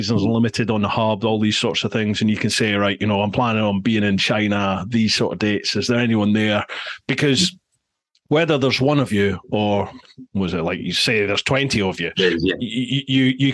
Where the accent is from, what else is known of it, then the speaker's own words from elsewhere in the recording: Scotland, United Kingdom; Scotland. I'm from Scotland